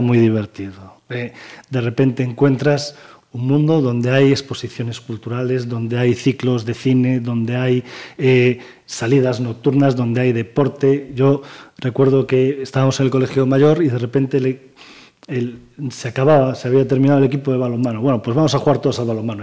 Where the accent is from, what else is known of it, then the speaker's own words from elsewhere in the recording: Pontevedra, Galicia, Spain; Yo nací en Pontevedra, vivo en Pontevedra, trabajo en Pontevedra y disfruto de Pontevedra